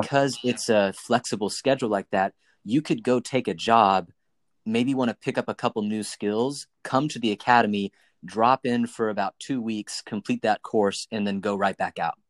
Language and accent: English; Knoxville, Tennessee, United States; moved away as an adult; also born or lived in Nashville, Tennessee / New York; I grew up in Knoxville, Tennessee